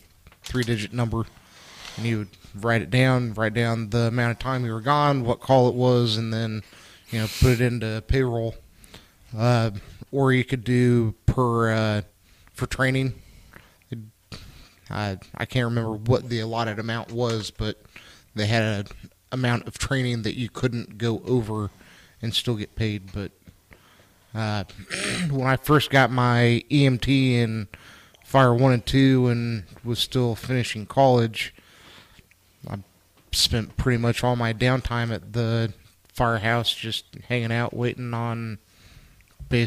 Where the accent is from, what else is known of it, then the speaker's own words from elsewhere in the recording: Kansas City, Missouri, United States; From Kansas City, Missouri, born and raised